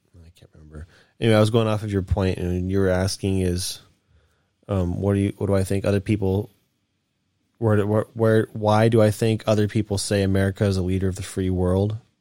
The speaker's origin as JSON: {"language": "English", "country": "United States", "said": "I'm American."}